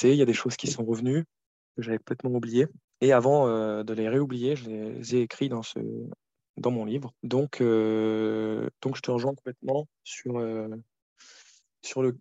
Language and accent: French; Cameroon; also born or lived in Côte d'Ivoire; on a grandi, par exemple, en Afrique. On, a passé notre enfance là-bas, en Afrique de l'Ouest, au Cameroun et en, en Côte